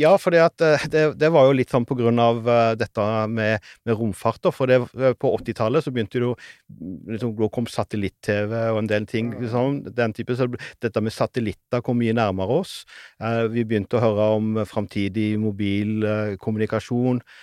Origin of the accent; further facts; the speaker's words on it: Sauda, Rogaland, Norway; det lokale biblioteket hjemme i Sauda